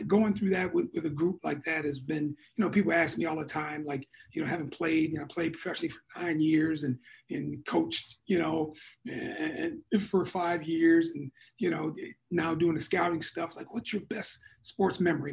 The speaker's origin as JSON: {"language": "English", "town": "Muskegon", "region": "Michigan", "country": "United States", "tie": "born or raised there", "moved": "yes", "said": "I'm from Muskegon originally, so I'm in West Michigan"}